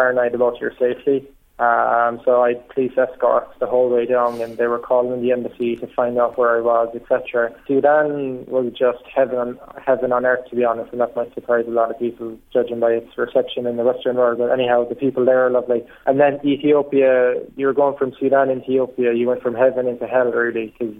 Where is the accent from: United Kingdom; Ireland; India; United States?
Ireland; I was from Ireland